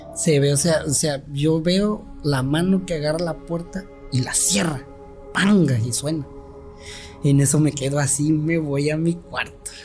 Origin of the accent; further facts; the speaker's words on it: Tuxtepec, Oaxaca, Mexico; also born or lived in Guadalajara; he vivido toda mi vida aquí en Tustepec